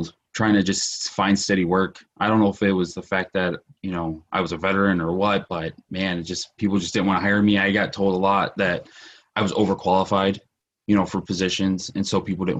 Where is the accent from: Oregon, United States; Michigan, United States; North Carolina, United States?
Michigan, United States; Detroit; I grew up in Detroit